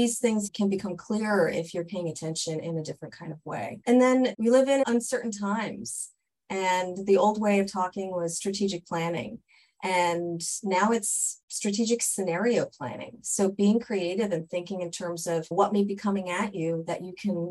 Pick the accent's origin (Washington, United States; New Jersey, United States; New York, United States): New Jersey, United States; I'm originally from New Jersey